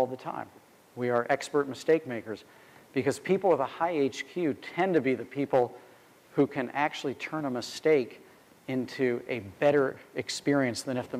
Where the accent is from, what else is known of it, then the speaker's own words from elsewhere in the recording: St. Louis, Missouri, United States; being a kid growing up in St. Louis